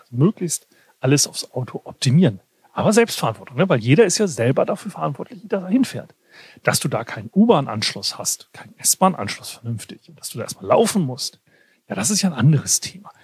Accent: Weserbergland, Lower Saxony, Germany; moved away; mein Dorf, wo ich herkomme, Weserbergland

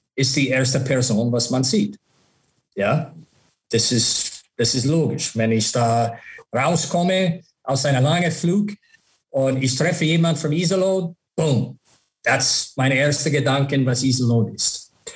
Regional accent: Buffalo, New York, United States; German is a second language; moved away; dieses Jahr ist Buffalo meine Heimat.

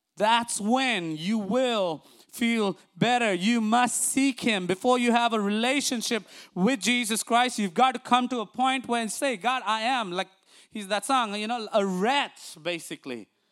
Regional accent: India; now in United States; growing up in India

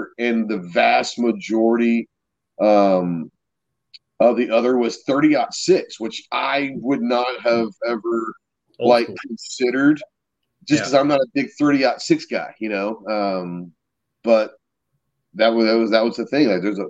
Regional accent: Dallas, Texas, United States; I grew up in Dallas, so, like, hunting wasn't a thing. I grew up in suburbia.

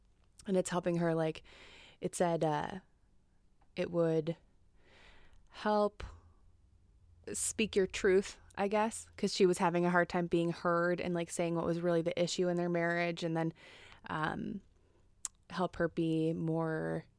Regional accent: Hopkins, Minnesota, United States; born or raised there

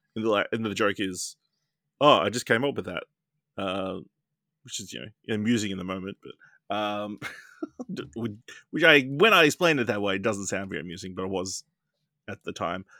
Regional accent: Australia; as an Australian.

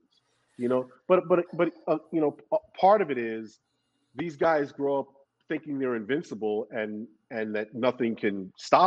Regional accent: New York City, New York, United States; moved away as an adult; also born or lived in Los Angeles; I grew up in Brooklyn before I moved to Los Angeles, where I went to college.

